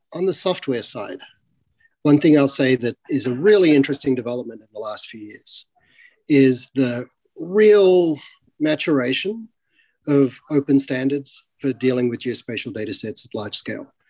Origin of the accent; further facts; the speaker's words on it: Australia; moved away; I'm originally from Australia